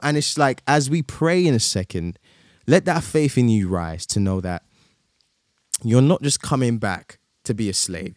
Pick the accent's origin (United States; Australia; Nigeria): Nigeria; moved away; I also went home to my, to my home country, Nigeria